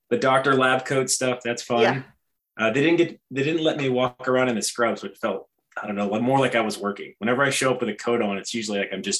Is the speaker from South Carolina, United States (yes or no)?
yes; South Carolina, United States; born or raised there; also born or lived in Hawaii